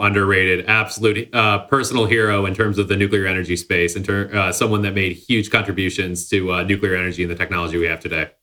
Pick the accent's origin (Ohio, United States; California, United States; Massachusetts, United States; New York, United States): Massachusetts, United States; Somerville; Somerville, Massachusetts, uh, underrated. It's my hometown, uh, just north of Boston.